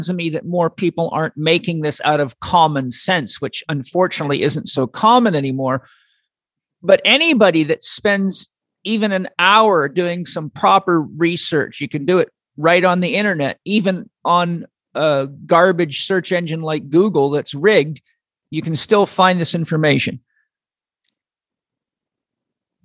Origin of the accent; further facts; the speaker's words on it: United States; as an American